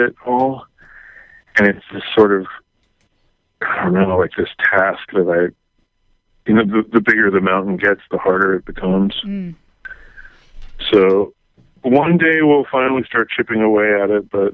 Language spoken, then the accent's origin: English; Maryland, United States; I grew up in Maryland, outside D.C.